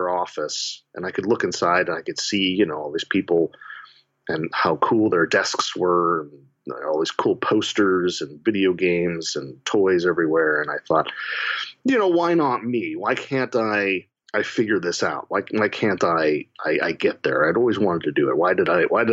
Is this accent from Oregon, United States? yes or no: yes; Portland, Oregon, United States; I grew up in Portland, Oregon